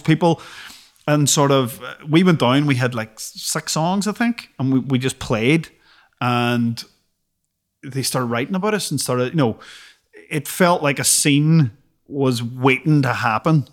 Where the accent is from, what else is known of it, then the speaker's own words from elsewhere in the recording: Derry, Northern Ireland, United Kingdom; growing up in Derry